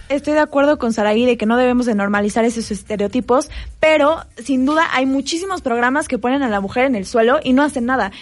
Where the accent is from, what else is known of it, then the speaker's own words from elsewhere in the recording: Mexico; nos denigra como mexicanos